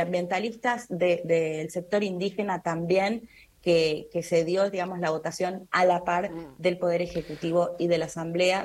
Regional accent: Argentina

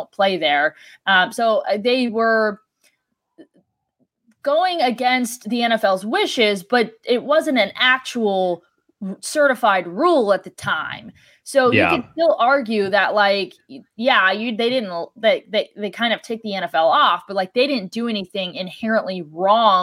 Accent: Cleveland, Ohio, United States; moved away; growing up in Ohio

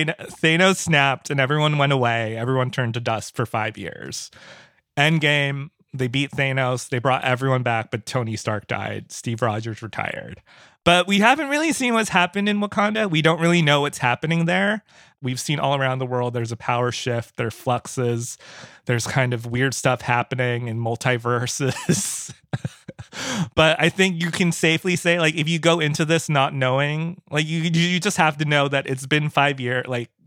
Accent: Philippines; I am a brown kid from I'm Filipino I'm a brown kid

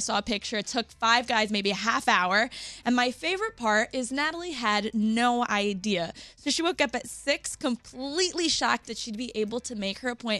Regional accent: New Jersey, United States; my home state of New Jersey

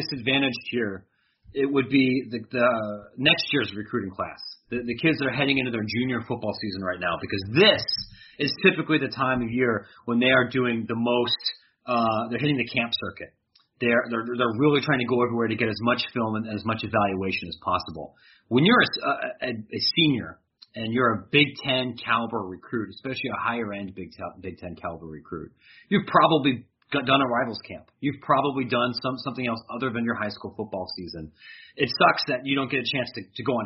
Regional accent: near Columbus, Ohio, United States; now in Chicago, United States; I grew up near Columbus

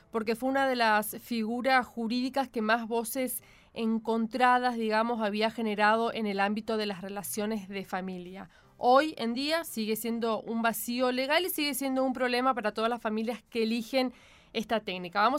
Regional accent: Chaco, Argentina; te lo puedo decir yo que soy chaqueña

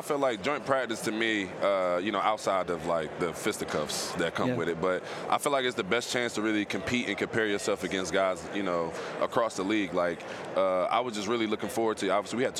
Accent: Philadelphia, Pennsylvania, United States; But I'm from North Philly. 23rd

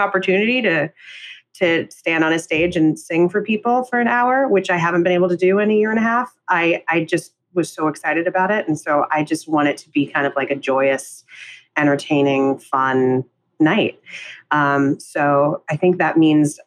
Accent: New York City, New York, United States; we grew up in Midtown in Hell's Kitchen in New York

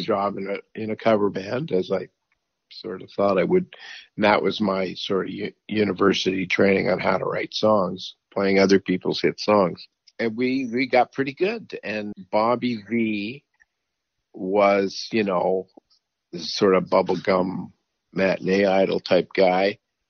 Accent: New York, United States; born there; My father was Canadian, but he did all his business in New York, and I was born in New York, so it was easy for me to go down to the States.

